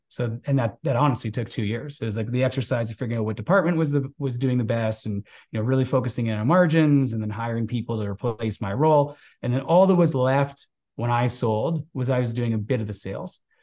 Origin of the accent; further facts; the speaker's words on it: outside of Toronto, Ontario, Canada; moved away as an adult; also born or lived in West Coast of Canada; I grew up outside of Toronto, so this is Canada's biggest city.